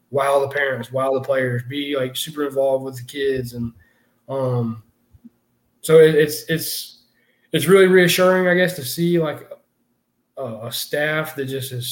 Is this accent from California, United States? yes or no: no; Florida, United States; obviously I'm from Florida